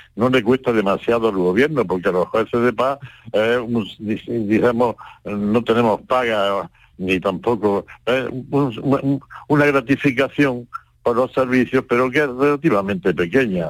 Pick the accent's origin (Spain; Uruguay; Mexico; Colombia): Spain; Cádiz, Andalusia; mi pueblo, que es Cádiz